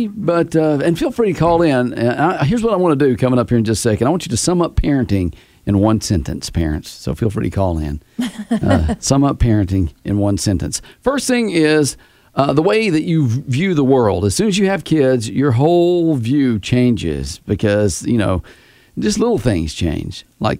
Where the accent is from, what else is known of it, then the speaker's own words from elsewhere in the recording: Sparta, Tennessee, United States; moved away; I was in my hometown. So Cookeville? Yeah, Sparta.